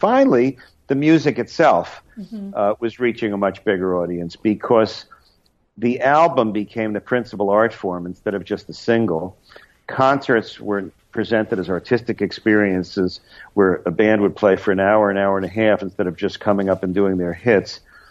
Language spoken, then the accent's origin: English; New York, United States; as a kid growing up in New York, I found the Village Voice indispensable